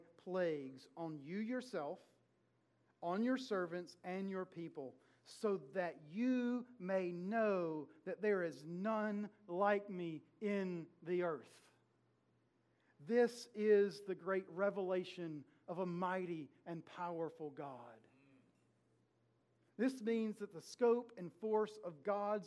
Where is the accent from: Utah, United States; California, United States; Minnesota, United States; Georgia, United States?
Georgia, United States; South; moved away; I was raised in South Georgia, and there are gnats in South Georgia